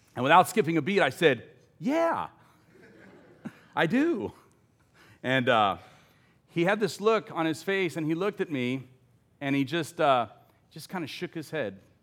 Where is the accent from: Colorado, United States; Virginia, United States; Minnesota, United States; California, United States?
California, United States; Los Angeles; my family and I had just moved out of the inner city to a low-income suburb, uh, in Los Angeles County, I'm from Southern California